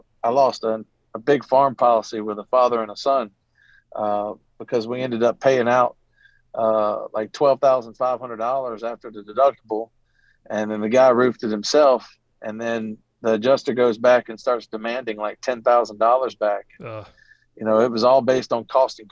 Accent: Natchez, Mississippi, United States; moved away as an adult; I moved home to my hometown of Natchez, Mississippi, with literally nothing

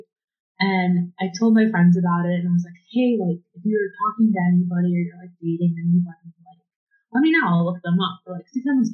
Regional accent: Cleveland, Ohio, United States; I'm from Cleveland

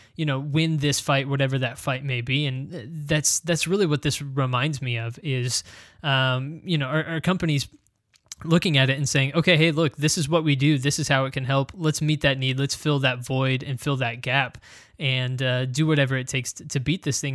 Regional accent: United States; as an American

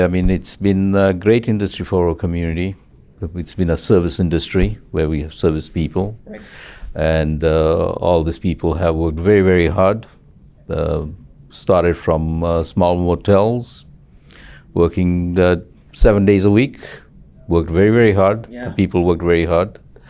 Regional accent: Zambia; now in Los Angeles, United States; And I came to Los Angeles from Zambia, from Africa, in 72, and got into the insurance industries in 76

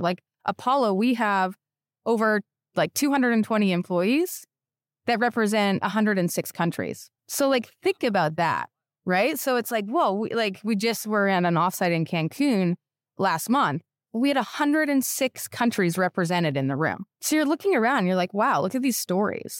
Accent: Canada; moved away as an adult; now in United States; I'm Canadian

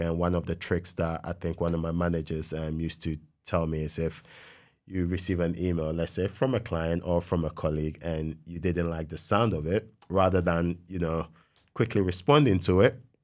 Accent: Ghana; moved away as an adult; when I was growing up in Ghana

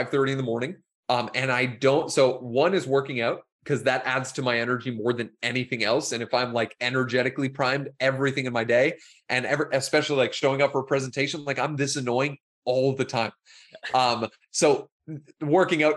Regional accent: Toronto, Ontario, Canada; also born or lived in Nicaragua; I'm from Toronto

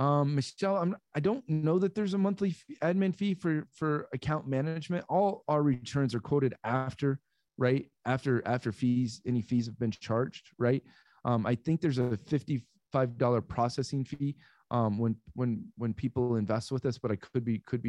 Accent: Iowa, United States; also born or lived in Texas / California; now in Florida, United States; I am from Iowa, born in Texas, grew up in Iowa, lived in California for 20 years, and I have lived in Florida since early this year

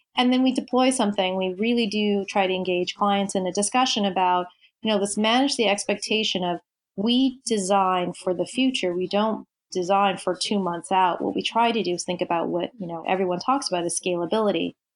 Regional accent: Tokyo, Japan; moved away; I grew up in in Tokyo. So as uh, a Japanese teenager

